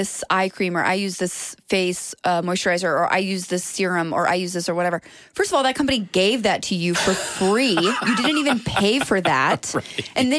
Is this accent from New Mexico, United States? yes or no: no; Brooklyn, New York, United States; I'm from Brooklyn.